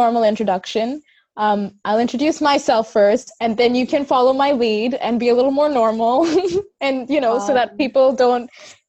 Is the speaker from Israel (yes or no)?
no; Hong Kong; also born or lived in India; my name and my accent and the way I'm pronouncing my name, and I'm sure that's a whole other thing. But I'm from Hong Kong. I was bred up there. I was born in India, hence the very Indian name.